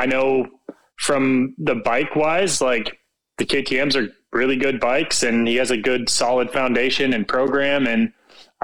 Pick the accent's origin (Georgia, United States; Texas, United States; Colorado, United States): Colorado, United States; moved away as an adult; now in Southern California, United States; growing up in Colorado, I mean, you basically put your bike away in October